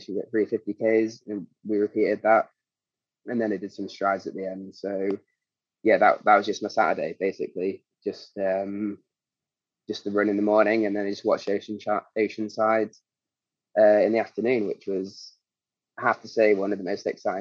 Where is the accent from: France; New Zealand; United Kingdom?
United Kingdom; Derby, East Midlands; moved away; had to drive down to Derby, which is my hometown